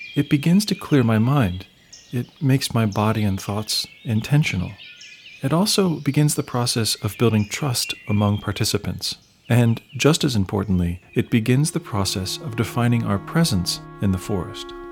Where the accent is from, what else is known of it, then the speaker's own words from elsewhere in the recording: Columbus, Ohio, United States; I grew up and I live in Columbus, an hour north of Appalachian, Ohio